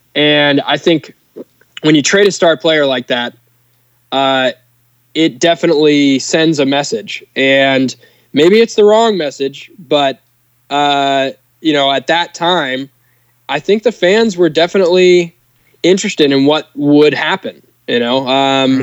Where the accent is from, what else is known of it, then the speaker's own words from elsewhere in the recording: Portland, Oregon, United States; being in my hometown